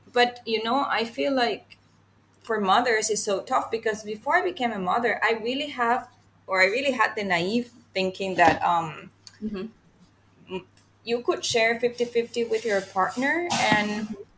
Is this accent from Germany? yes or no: no; Venezuela; now in Singapore; I'm from Venezuela, but I'm currently living in Singapore